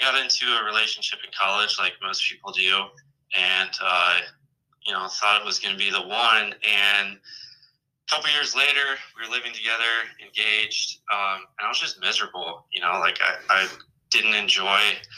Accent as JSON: {"language": "English", "town": "Columbus", "region": "Ohio", "country": "United States", "tie": "born or raised there", "also_born_or_lived": "Michigan / Pensacola, Florida", "moved": "as an adult", "lives_now": "Camp Lejeune, North Carolina, United States", "said": "Originally from Columbus, Ohio"}